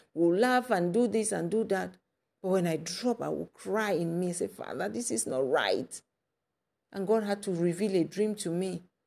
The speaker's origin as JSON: {"language": "English", "town": "Kumba", "country": "Cameroon", "tie": "born or raised there", "said": "my hometown in Cameroon, Nkumba"}